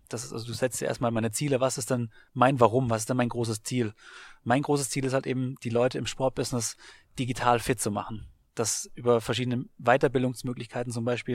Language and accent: German; Baden-Württemberg, Germany; also born or lived in Hamburg / Augsburg / Frankfurt / Bamberg; now in Berlin, Germany; aufgewachsen in Baden-Württemberg